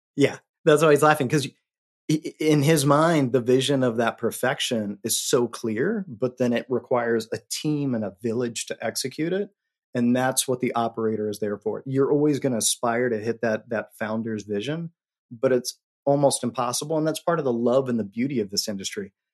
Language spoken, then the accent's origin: English; Colorado, United States; moved away as an adult; also born or lived in New York City; I'm from Colorado